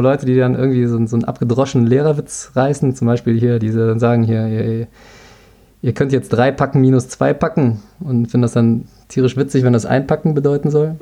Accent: Cologne, North Rhine-Westphalia, Germany; ich bin in Ports zur Schule gegangen, Köln-Ports

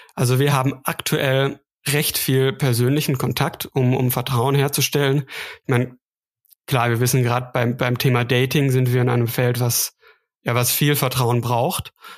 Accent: Münsterland, North Rhine-Westphalia, Germany; now in Stuttgart, Germany; ich bin ähm, in Stuttgart, komme aber ursprünglich aus dem Münsterland. Vielleicht klingt das noch so leicht raus, also nordrhein-westfälische Wurzeln

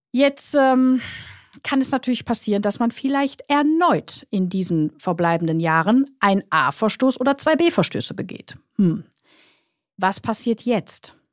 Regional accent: Krefeld, North Rhine-Westphalia, Germany; ich komme ja aus Krefeld, wenn ich von äh, Krefeld nach Köln fahre

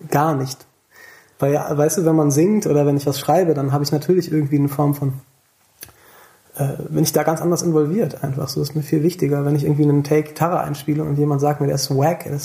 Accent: Thomasberg, North Rhine-Westphalia, Germany; also born or lived in Siegburg; Ich bin in Siegburg geboren. Ich habe in der Nähe von Königswinter bin ich aufgewachsen in Thomas, im Dorf, in Thomasberg.

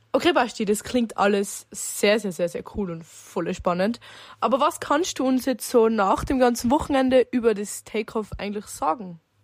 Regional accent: Zillertal, Tyrol, Austria; ich komme aus einem wunderschönen Zillertal

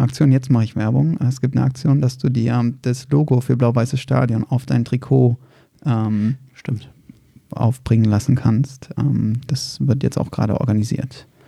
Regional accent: Berlin, Germany; moved away as an adult; now in Frankfurt, Germany; ich bin in Berlin-Reinigendorf geboren

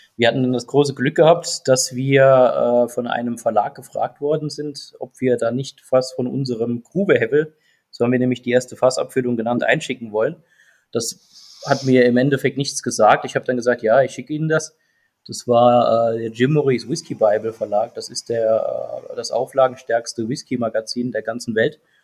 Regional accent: Saarland, Germany; Wir sind ja alle Saarländer

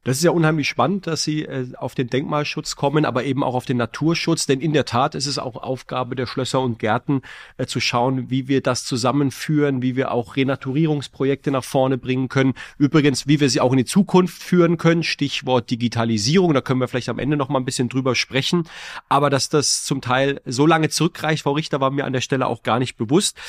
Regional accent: Heidelberg, Baden-Württemberg, Germany; Ich komme ja aus Heidelberg

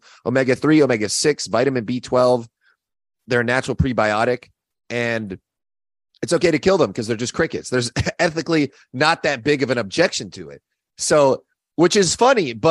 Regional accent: Orange County, California, United States; moved away as an adult; also born or lived in Los Angeles, California; now in Austin, United States; I was originally from Orange County

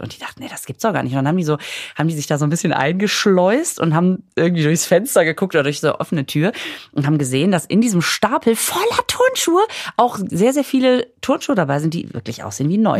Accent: Düsseldorf, North Rhine-Westphalia, Germany; ich komme ja aus Düsseldorf.

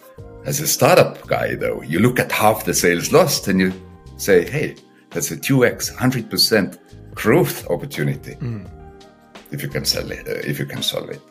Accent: Estonia; I come from Estonia

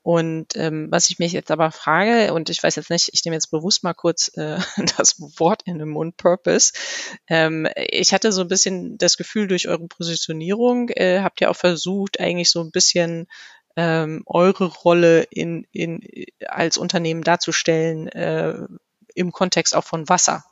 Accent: Germany; so sind wir Deutsche

